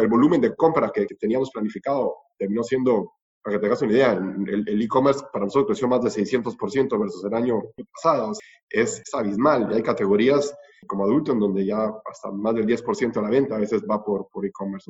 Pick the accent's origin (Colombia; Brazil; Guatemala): Guatemala; moved away as an adult; also born or lived in Costa Rica; now in Argentina; soy guatemalteco